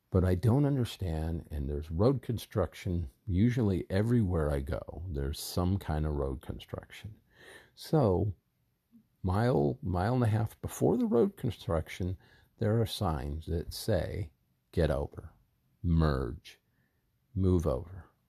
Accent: Southern California, United States; I grew up in Southern California

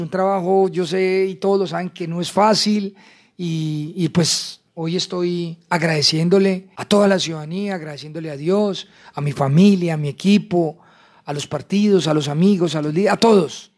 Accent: La Dorada, Caldas, Colombia; Yo soy un hijo de La Dorada Caldas, que nació y creció eh, en el seno de una familia trabajadora

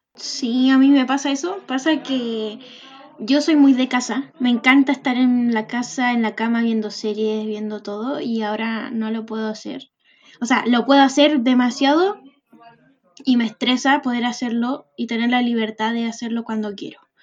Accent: Arica, Arica y Parinacota, Chile; moved away as an adult; now in Santiago, Chile; soy de Arica y me vine a estudiar eh, a Santiago

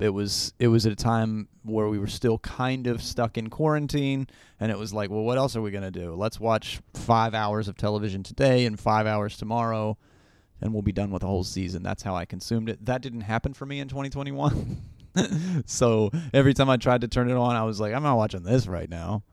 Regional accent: Appalachia, United States; I'm still from Appalachia, uh, I still live kind of in Appalachia now

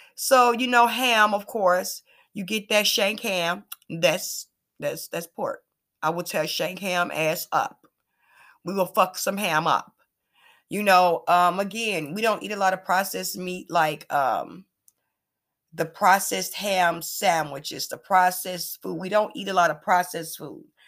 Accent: Chicago, Illinois, United States; I'm from the west side of Chicago

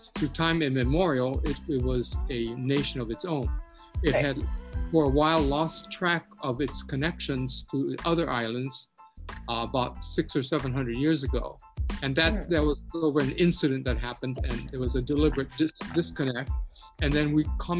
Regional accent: Hawaii, United States

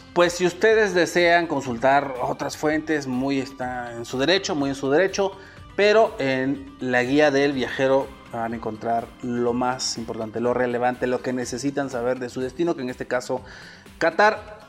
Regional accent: Mexico; soy mexicano

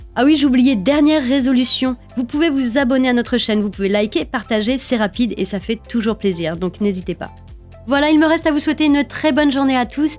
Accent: France; nous sommes français et que nous sommes en France

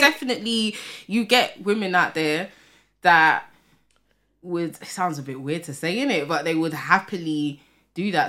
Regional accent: London, United Kingdom; I'm from Tottenham, right? And I would say for North London, we do have a community here.

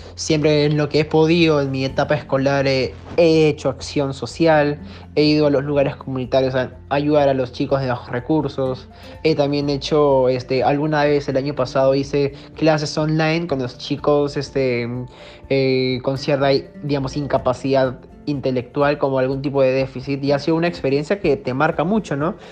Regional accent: Peru; como buen peruano también que le gusta el fútbol

